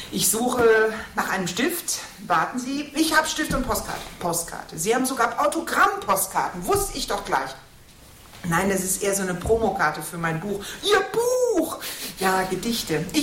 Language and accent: German; Katowice, Silesian Voivodeship, Poland; born there; moved away; Ich bin in Katowice geboren. Katowice sagen sie heute.